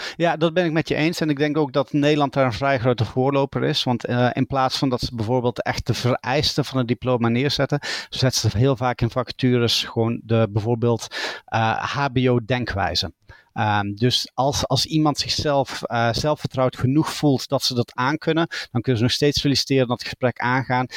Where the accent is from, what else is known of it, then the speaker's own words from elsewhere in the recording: Belgium; accent: Dutch; moved away as an adult; now in Dublin, Ireland; ik ben geboren in België en opgegroeid aan de Nederlandse grens, vandaar het Nederlandse accent